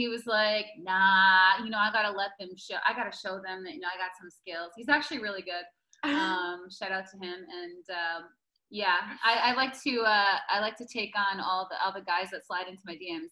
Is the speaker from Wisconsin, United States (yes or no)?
yes; Green Bay, Wisconsin, United States; I am from Green Bay, Cheesehead, Wisconsin